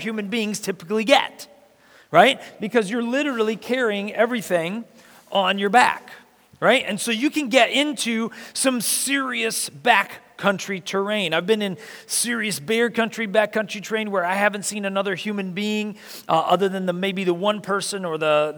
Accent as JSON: {"language": "English", "town": "Marion", "region": "Indiana", "country": "United States", "tie": "born or raised there", "said": "I was born in Marion, Indiana, which is in central Indiana"}